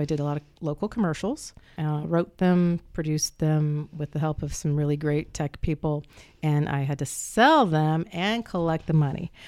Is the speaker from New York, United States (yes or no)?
no; Muncie, Indiana, United States; also born or lived in Lake County, Indiana; my father came to Ball State to work on his EDD, his doctorate. And so we moved down here